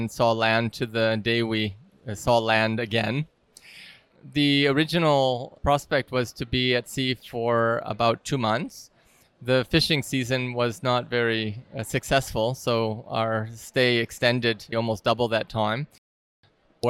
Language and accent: English; Detroit, Michigan, United States; now in Prague, Czech Republic; I was born in Detroit, Michigan, in the U.S., and I live currently in a small town or village next to the capital of Prague, Czech Republic